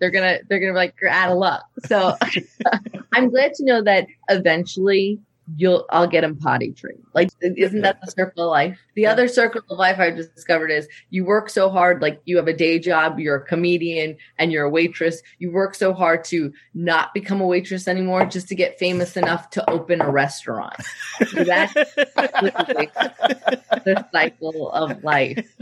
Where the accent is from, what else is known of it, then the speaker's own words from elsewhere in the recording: New York, United States; also born or lived in Long Island; now in Los Angeles, United States; I am living in LA. I've lived in LA for a long time, I'm um, from New York